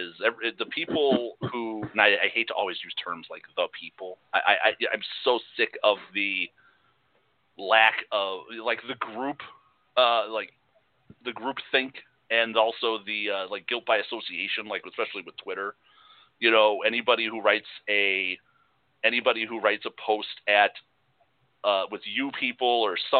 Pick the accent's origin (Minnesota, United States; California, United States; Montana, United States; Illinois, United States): Illinois, United States; Chicago; moved away; Like you and I grew up in Chicago